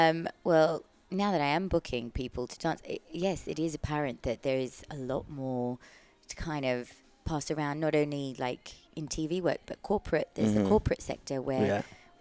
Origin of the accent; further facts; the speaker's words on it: Australia; moved away as an adult; also born or lived in London; now in United Kingdom; And I'm from Australia, so I did all my training in Australia